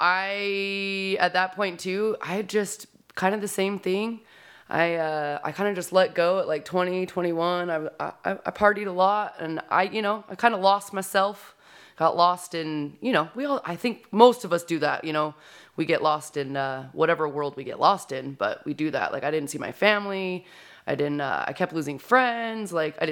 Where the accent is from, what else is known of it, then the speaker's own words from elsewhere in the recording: Utah, United States; I grew up in Davis County, Utah. I don't know. People probably won't even know where that is.